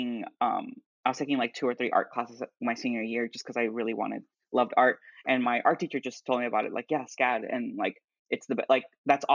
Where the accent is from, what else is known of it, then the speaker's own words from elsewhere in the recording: Duluth, Georgia, United States; also born or lived in Atlanta, Georgia; I'm originally from Duluth, Georgia, so just about 30, 40 minutes north